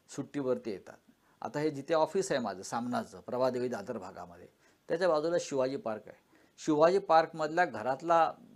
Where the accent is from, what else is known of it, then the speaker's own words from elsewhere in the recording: Marathi, Maharashtra, India; मी मराठी माणूस आहे